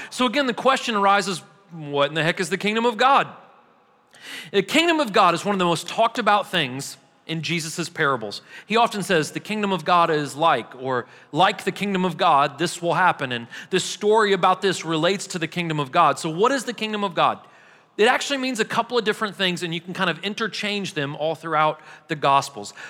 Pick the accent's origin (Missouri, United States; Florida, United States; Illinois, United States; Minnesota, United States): Missouri, United States; now in Murfreesboro, United States; I'm from Missouri